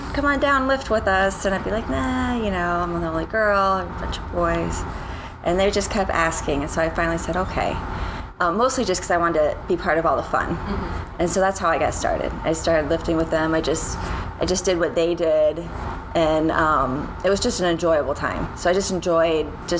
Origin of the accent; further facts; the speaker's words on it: Detroit, Michigan, United States; moved away as an adult; now in North Carolina, United States; Well, I grew up in outside Detroit, Michigan. So I grew up in Michigan, yeah, till I was all through college.